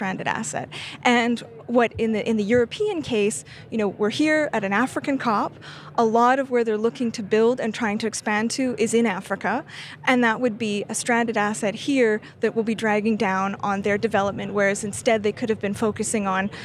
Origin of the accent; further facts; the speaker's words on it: Canada; I'm Canadian.